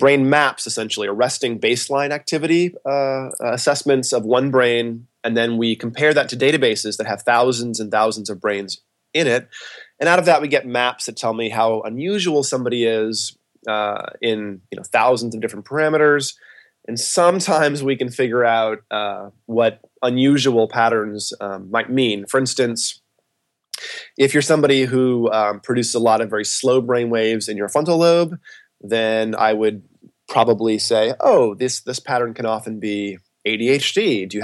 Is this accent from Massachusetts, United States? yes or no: yes; Westport, Massachusetts, United States; moved away as an adult; also born or lived in Boston, Massachusetts; now in Los Angeles, United States; I grew up in a town called Westport, Massachusetts